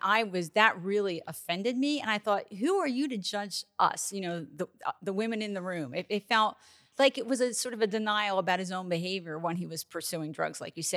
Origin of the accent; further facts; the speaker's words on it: New Jersey, United States; I grew up in New Jersey